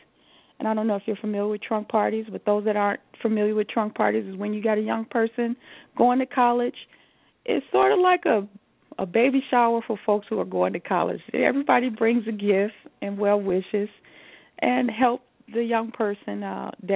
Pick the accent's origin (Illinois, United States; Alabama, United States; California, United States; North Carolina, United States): Illinois, United States; Chicago; now in Las Vegas, United States; I'm a city kid. I'm from Chicago, right next to Indiana